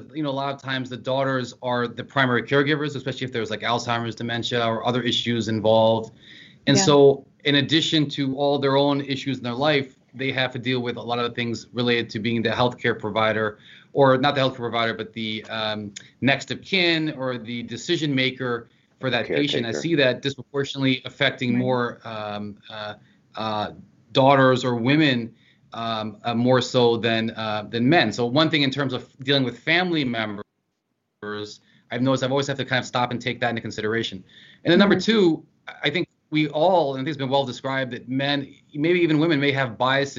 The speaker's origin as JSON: {"language": "English", "region": "Eastern Shore of Maryland", "country": "United States", "also_born_or_lived": "Washington, D.C.", "moved": "as an adult", "lives_now": "New Jersey, United States", "said": "I'm from Southern Maryland, the Eastern Shore, and that very culturally is the South."}